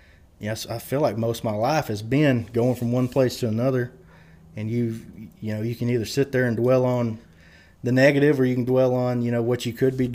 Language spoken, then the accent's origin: English; Lubbock, Texas, United States; I'm from Lubbock. I live in Lubbock, But after a while, it's like, no, I am from that part of the world, and I'm proud to be from there.